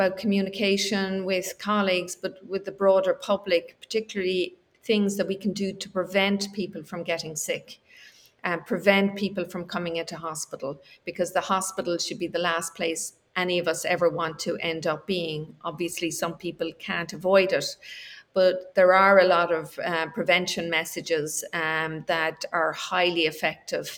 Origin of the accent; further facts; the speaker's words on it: Ireland; also born or lived in United States; we're Irish